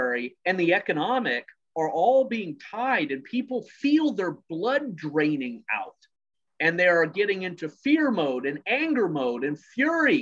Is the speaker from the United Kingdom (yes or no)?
yes; Scotland, United Kingdom; I was born in Scotland.